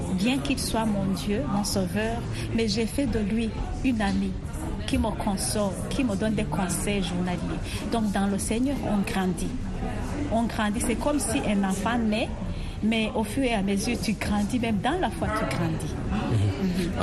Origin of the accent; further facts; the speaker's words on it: Burundi; je suis burundaise